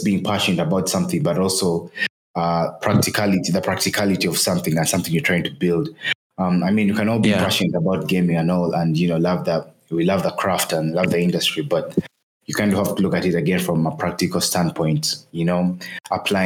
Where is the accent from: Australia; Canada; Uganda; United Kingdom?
Uganda; Kampala, Central Region; born and raised in Kampala, Uganda.